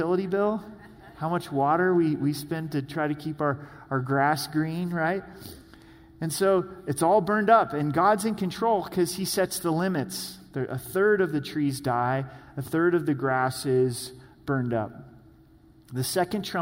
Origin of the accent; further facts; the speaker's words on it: the Northwest, Pacific Northwest, United States; moved away; I grew up in the Northwest